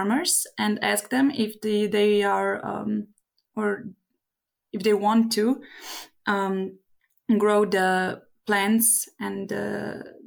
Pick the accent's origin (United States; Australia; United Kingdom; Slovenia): Slovenia; I'm a beekeeper from Slovenia.